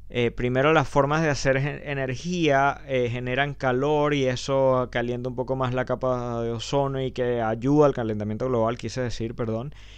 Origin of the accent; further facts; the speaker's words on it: Venezuela; como venezolanos